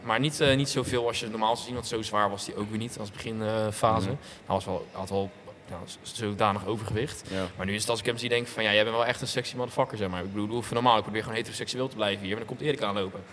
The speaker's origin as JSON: {"language": "Dutch", "area": "Rotterdam area", "region": "South Holland", "country": "Netherlands", "said": "ik kom, nou, niet, niet per se echt uit Rotterdam. Ik kom uit de randstad van Rotterdam"}